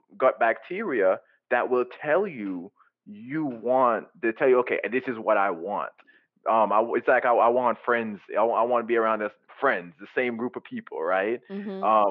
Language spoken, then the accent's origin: English; Jamaica; I grew up in Jamaica